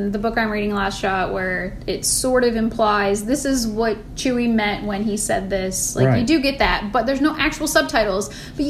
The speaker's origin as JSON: {"language": "English", "region": "Michigan", "country": "United States", "tie": "born or raised there", "said": "I grew up in Michigan"}